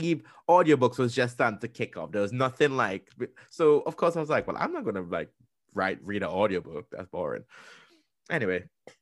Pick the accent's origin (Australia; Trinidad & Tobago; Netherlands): Trinidad & Tobago; accent: Trinidadian; Back then, my Trinidad accent was so strong and so thick. Like, you honestly couldn't understand me.